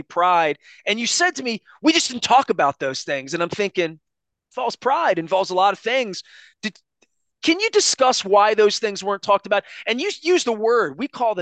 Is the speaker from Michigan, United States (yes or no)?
no; Baltimore, Maryland, United States; every family I grew up with in East Baltimore